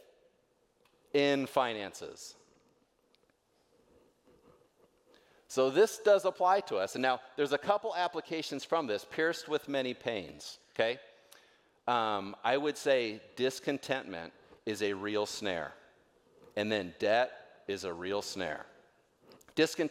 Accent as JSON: {"language": "English", "region": "North Idaho", "country": "United States", "said": "I'm from North Idaho"}